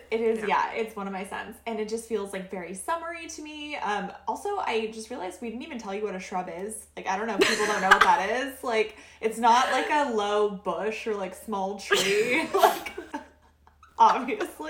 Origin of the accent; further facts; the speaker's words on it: Oregon, United States; We're both from Oregon